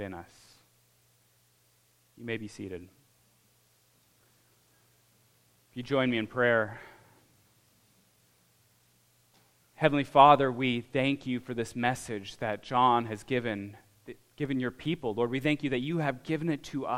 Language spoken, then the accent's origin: English; Alaska, United States; moved away; I grew up in Alaska.